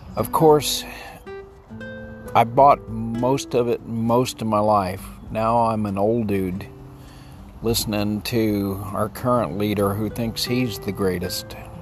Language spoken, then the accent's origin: English; Texas, United States; I grew up in Texas, which is kind of the extreme of the United States